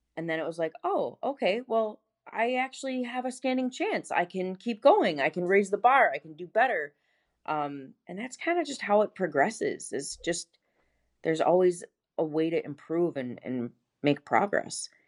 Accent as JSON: {"language": "English", "town": "Buffalo", "region": "New York", "country": "United States", "moved": "as an adult", "lives_now": "Gainesville, United States", "said": "I'm originally from Buffalo, New York, and I moved to Gainesville, Florida in two thousand thirteen"}